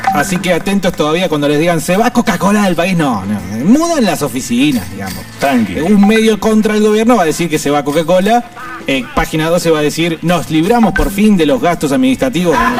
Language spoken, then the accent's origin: Spanish; Argentina; los seres humanos argentinos